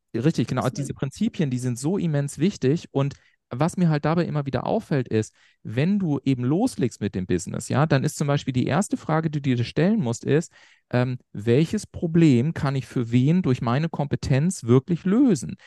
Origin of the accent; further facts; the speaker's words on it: Garmisch-Partenkirchen, Bavaria, Germany; ich komme so aus Garmisch-Partenkirchen, kleines Dorf in Bayern in Anführungszeichen